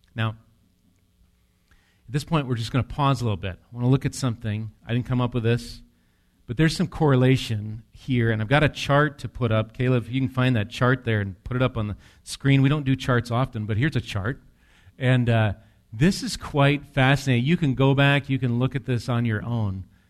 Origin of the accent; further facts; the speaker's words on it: near Medford, Wisconsin, United States; I grew up near Medford, Wisconsin